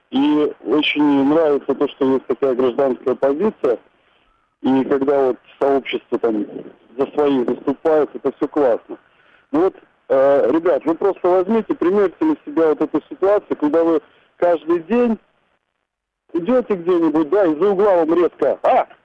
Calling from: Moscow, Russia; Здравствуйте, я из Москвы.

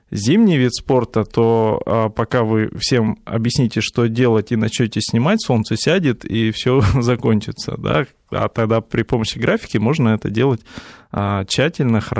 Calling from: Saint Petersburg, Russia; Здравствуйте … я из Петербурга звоню.

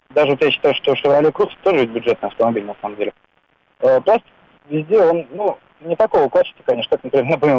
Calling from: Moscow, Russia; Здравствуйте, я из Москвы.

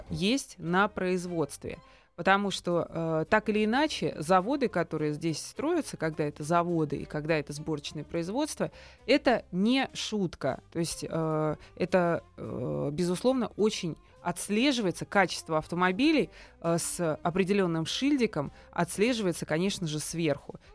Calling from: Moscow, Russia; я из Москвы вам звоню

